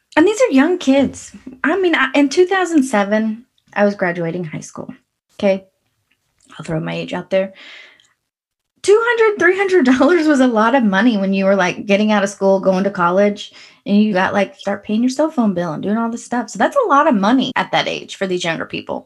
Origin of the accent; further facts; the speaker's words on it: United States; I grew up on the Red River